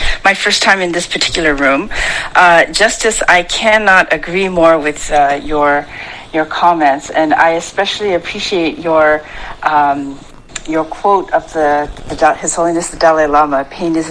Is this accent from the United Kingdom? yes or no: no; Canada; I grew up in Canada, where in a small town